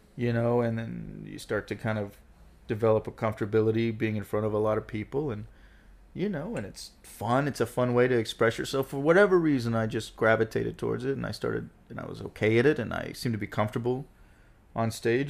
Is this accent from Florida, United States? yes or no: yes; Gulf Breeze, Florida, United States; also born or lived in Pensacola, Florida; now in Brooklyn, United States; born in Pensacola, Florida, grew up in Gulf Breeze, Florida